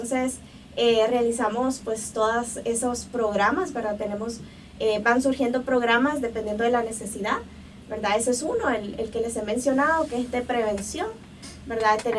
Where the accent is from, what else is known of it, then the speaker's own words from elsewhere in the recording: El Salvador; Y, pues eh, la verdad que eso nos caracteriza como salvadoreños, que somos gente de acción.